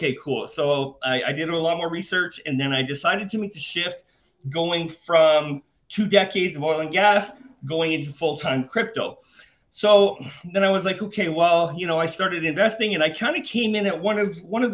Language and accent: English; Canada; moved away as an adult; now in Panama; I was born and raised in Canada. I'm currently living in Panama